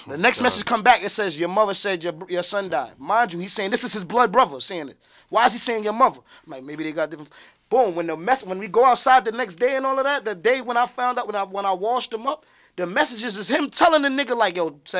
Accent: Chicago, Illinois, United States; I'm from Chicago, G, it's real out there, it's real.

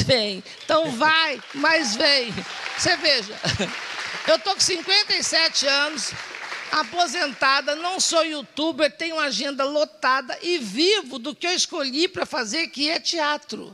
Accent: Minas Gerais, Brazil; moved away; also born or lived in Serrania / Poços de Caldas; Sou de Minas Gerais, criado em Açude

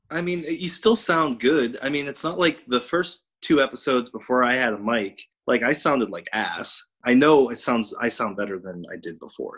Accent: Pittsburgh, Pennsylvania, United States; those of us who were born and raised in the South Hills

